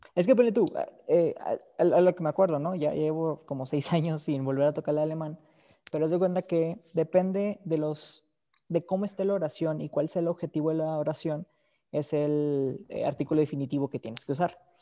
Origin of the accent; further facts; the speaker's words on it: Mexico; yo soy mexicano